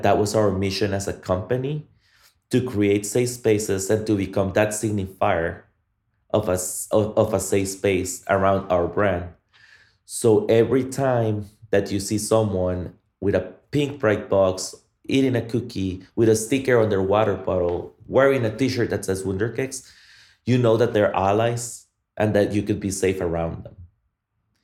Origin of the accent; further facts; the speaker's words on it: Guatemala; now in Austin, United States; I am from Guatemala